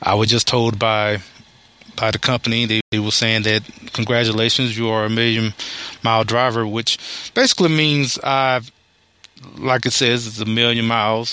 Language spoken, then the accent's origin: English; Alabama, United States; moved away as an adult; now in Texas, United States; born and raised in Alabama. And I moved out to Texas in 2002